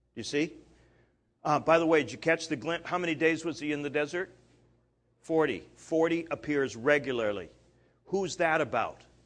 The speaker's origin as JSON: {"language": "English", "country": "Canada", "moved": "yes", "said": "I'm Canadian"}